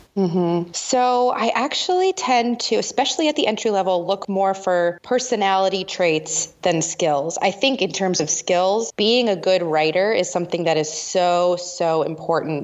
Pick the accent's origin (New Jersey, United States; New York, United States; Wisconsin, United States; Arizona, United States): New York, United States; New York metro area, United States; I'm from the New York metro area